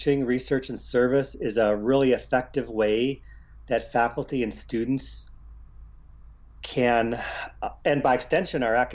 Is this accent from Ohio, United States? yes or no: yes; Cleveland, Ohio, United States; moved away as an adult; also born or lived in California; Growing up in Cleveland